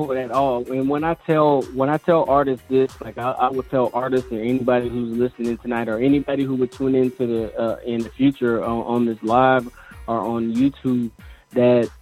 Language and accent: English; Sacramento, California, United States; moved away; I'm originally from California, Sacramento